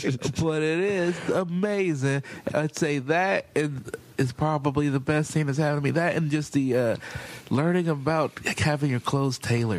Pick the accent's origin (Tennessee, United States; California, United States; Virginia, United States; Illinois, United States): Illinois, United States; Chicago; moved away; also born or lived in Portland, Oregon; Yeah, well, I grew up in Chicago, and I started comedy in Portland, Oregon.